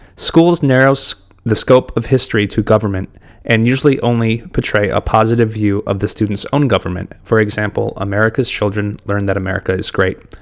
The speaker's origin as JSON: {"language": "English", "town": "Detroit", "region": "Michigan", "country": "United States", "tie": "born or raised there", "said": "I grew up in Detroit, Michigan."}